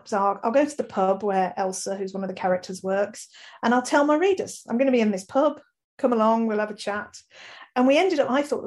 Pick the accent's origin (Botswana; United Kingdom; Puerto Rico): United Kingdom; Birmingham, West Midlands; accent: mild Brummie; writing about my home city was great. I'm proud Brummie and really attached to the place.